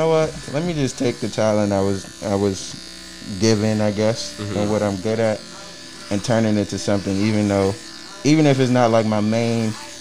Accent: Nigeria; I'm Nigerian

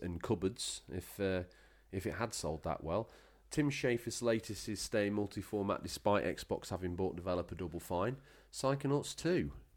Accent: England, United Kingdom

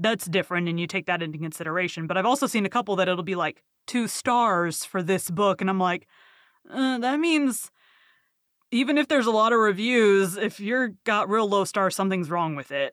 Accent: the South, United States; I'm from the South

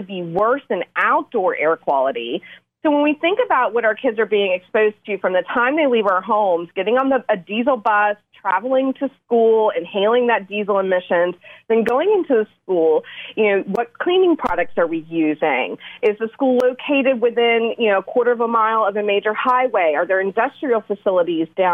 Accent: Asheville, North Carolina, United States; moved away as an adult; now in Raleigh, United States; I grew up in Western North Carolina, just outside of Asheville, but I've spent my adult years down in Raleigh.

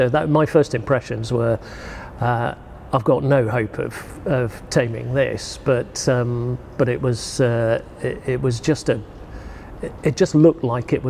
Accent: Yorkshire and the Humber, United Kingdom; growing up in North Yorkshire, that was Finningley, Church Fenton.

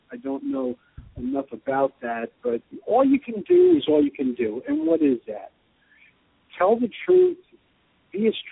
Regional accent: New Rochelle, New York, United States; moved away as an adult; now in Austin, United States; I was born in Rochelle, not in South America or Alaska or the North Pole

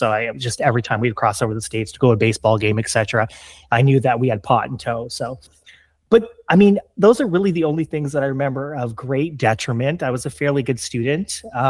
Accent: Ontario, Canada; I grew up in Canada, Southern Canada, just across the river from Detroit.

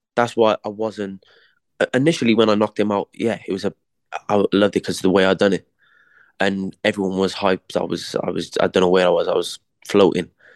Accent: Cardiff, Wales, United Kingdom; born or raised there

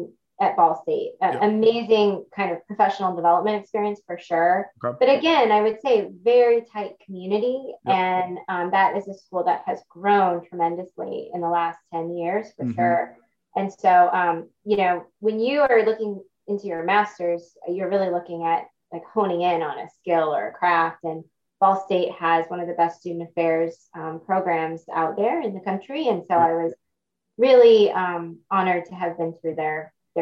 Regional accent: Des Moines, Iowa, United States; moved away as an adult; also born or lived in Muncie, Indiana / Toledo, Ohio; now in Washington, D.C., United States; I grew up in Des Moines.

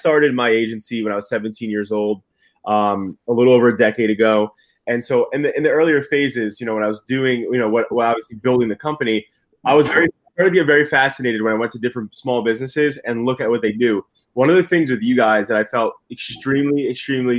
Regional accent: Brick, New Jersey, United States; I grew up in Brick. So I was always in Finns growing up

